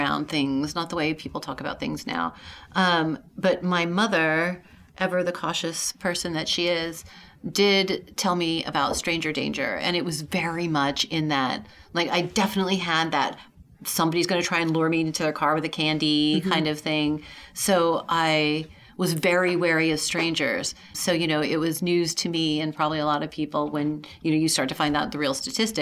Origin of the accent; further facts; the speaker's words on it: Seattle, Washington, United States; I grew up in Seattle